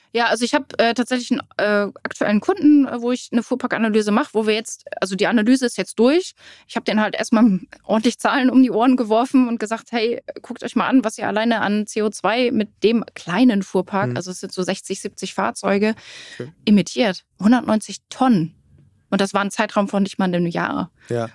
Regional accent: Rellingen, Schleswig-Holstein, Germany; ich wohne in Relling.

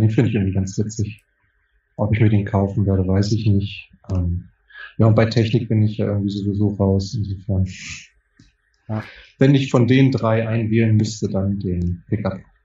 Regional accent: Northern Germany, Germany; hier bei uns in Norddeutschland

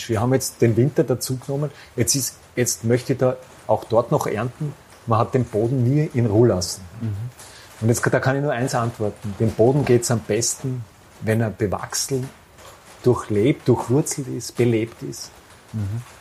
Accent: Styria, Austria; ja, ich komme aus dem Ennstal.

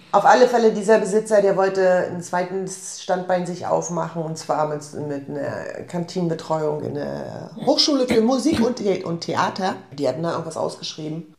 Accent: Rostock, Mecklenburg-Vorpommern, Germany; also born or lived in Offenbach; ich bin gebürtige Rostockerin

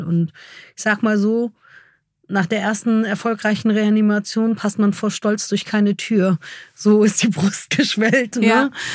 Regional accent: Germany; ich bin Deutsche

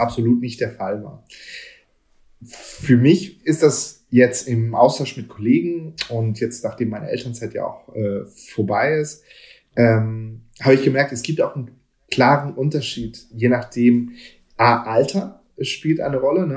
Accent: Hamburg, Germany; ich bin hier in Hamburg aufgewachsen

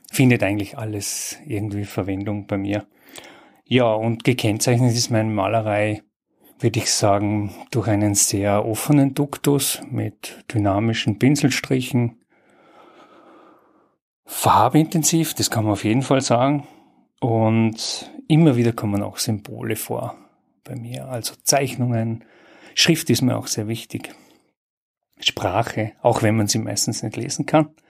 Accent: Bregenz, Vorarlberg, Austria; geboren und aufgewachsen in Bregenz.

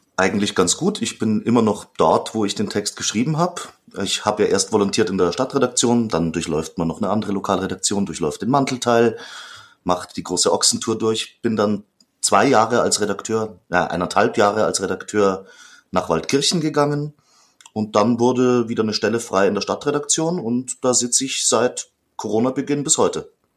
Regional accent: Austria; Ich komme zwar aus der, aus der Gegend, also auf der österreichischen Seite

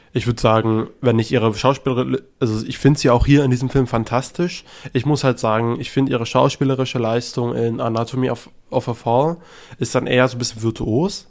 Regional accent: Germany; als Deutscher

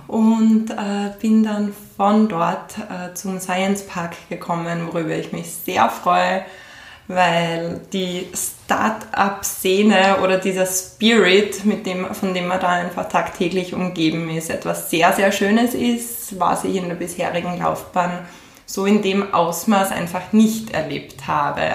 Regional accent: Graz, Styria, Austria; also born or lived in Switzerland; bin gebürtige Grazerin

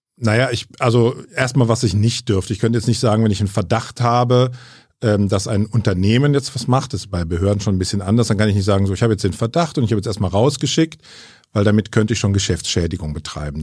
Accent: Bonn, North Rhine-Westphalia, Germany; also born or lived in Franconia; Gebürtiger Franke, aber in Bonn aufgewachsen

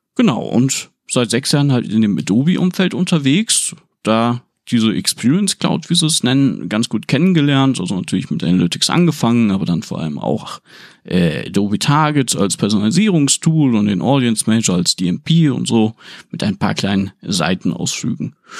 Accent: Aurich, Lower Saxony, Germany; moved away; also born or lived in Oldeborg; damals ganz früh noch in Oldeborg, da bei Engerhafe und so weiter. Äh, später dann glücklicherweise in Aurich direkt

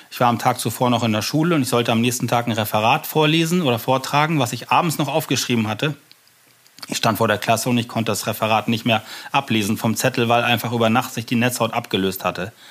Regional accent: Germany; Mein Vater kam aus Sri Lanka und deswegen habe ich diesen sehr ungewöhnlichen Namen. Aber ich bin hier in Deutschland geboren und groß geworden. Meine Mutter ist deutsch, ja. Vater aus Asien.

